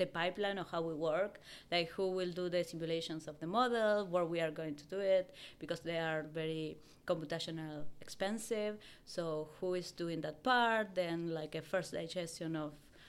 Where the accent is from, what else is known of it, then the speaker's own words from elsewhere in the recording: Argentina; moved away; I'm originally from Argentina